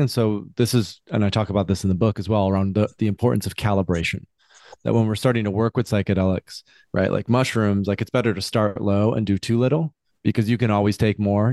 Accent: West Michigan, United States; I grew up in Michigan, West Michigan, traditional family

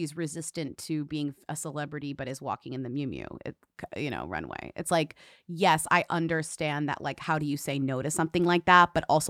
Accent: Florida, United States; I'm from Florida. My whole thing is like being Southern and loving it.

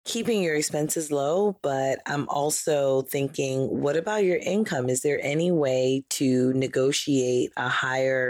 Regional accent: New York, United States; I'm from New York

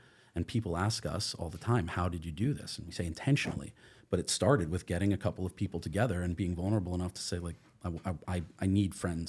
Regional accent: New York, United States; I have the advantage of having been born in New York. Mm-hmm. I grew up just outside of New York City, and I am from a liberal family.

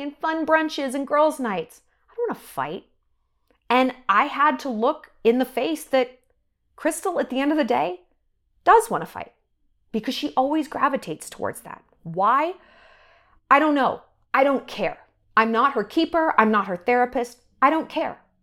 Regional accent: New York, United States; moved away; I'm from New York

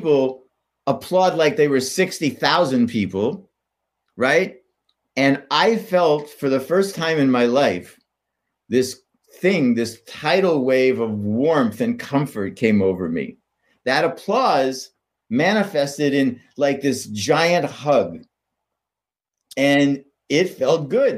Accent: Pittsburgh, Pennsylvania, United States; I grew up in Pittsburgh

